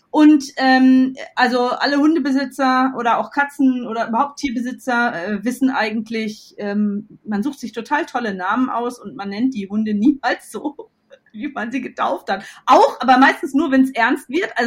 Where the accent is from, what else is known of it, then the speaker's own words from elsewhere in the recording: North Rhine-Westphalia, Germany; ich komme ja aus Westfalen ursprünglich